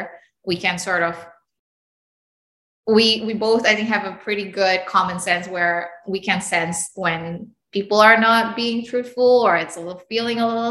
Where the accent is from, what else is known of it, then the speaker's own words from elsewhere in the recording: Indonesia; moved away; also born or lived in United States; I grew up in Indonesia and then the US, and then now here